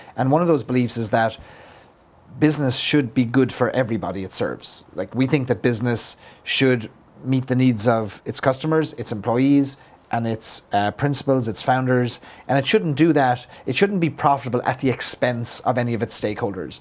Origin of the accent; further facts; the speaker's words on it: Ireland; as an Irishman, I feel like I have to live up to my the caricature of myself